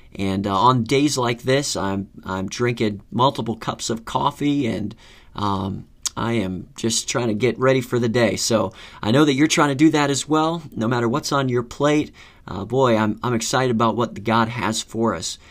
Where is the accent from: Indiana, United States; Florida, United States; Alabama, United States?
Florida, United States; moved away as an adult; now in Northern Virginia, United States; growing up in Florida